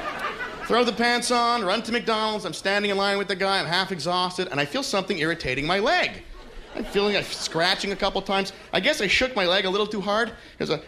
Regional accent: Montreal, Quebec, Canada; moved away; I am from Montreal originally

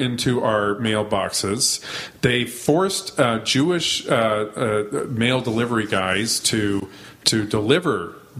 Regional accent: Alberta, Canada; now in Toronto, Canada; I grew up in Alberta

